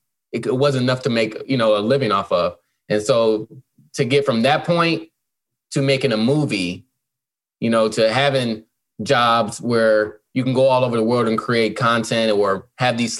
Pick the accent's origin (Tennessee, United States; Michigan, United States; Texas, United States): Michigan, United States; Detroit; moved away as an adult; also born or lived in Saginaw, Michigan / Atlanta, Georgia; now in Los Angeles, United States; Born in Saginaw, Michigan, grew up in Detroit